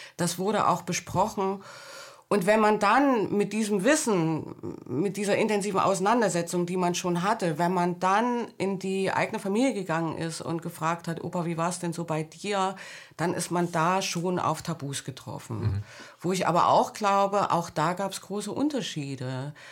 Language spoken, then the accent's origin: German; Thuringia, Germany; moved away; also born or lived in Leipzig / West Berlin / Hamburg; Ich bin in Thüringen an der Grenze zu Westdeutschland aufgewachsen.